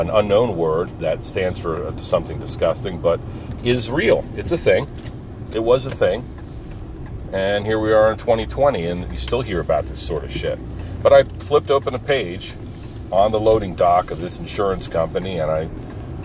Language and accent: English; Pine Barrens, New Jersey, United States; I grew up in the Pine Barrens and did little boy stuff